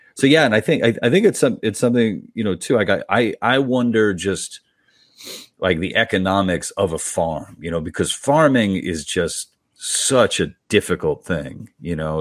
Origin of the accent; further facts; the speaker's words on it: New York, United States; I'm from New York